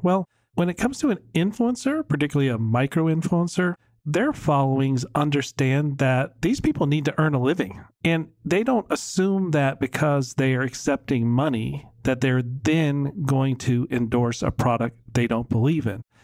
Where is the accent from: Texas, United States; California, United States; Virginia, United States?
Virginia, United States; now in Dallas, United States; I grew up in Virginia